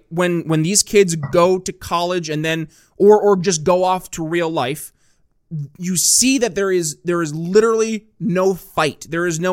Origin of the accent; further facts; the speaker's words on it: Northern New York State, United States; moved away; also born or lived in Philadelphia; I grew up in Northern New York State, not New York City